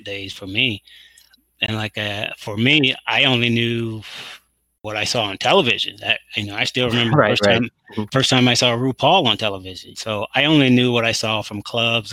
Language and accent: English; Mississippi and Texas, the South, United States; I'm from down south. I grew up in Mississippi and in Texas.